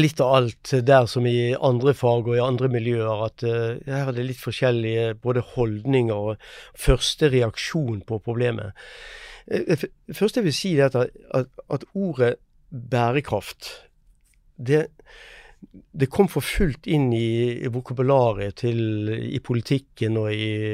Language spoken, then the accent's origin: Norwegian; Norway; Vi merker det eh, selv her hjemme i Norge